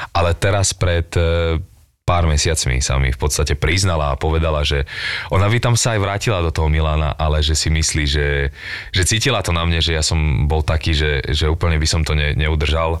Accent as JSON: {"language": "Slovak", "town": "Bratislava", "region": "Bratislava Region", "country": "Slovakia", "tie": "born or raised there", "also_born_or_lived": "Bánovce nad Bebravou, Slovakia", "said": "tam som začal chodiť do školy a keď som mal 10 rokov, sme prišli do Bratislavy, odvtedy som tu"}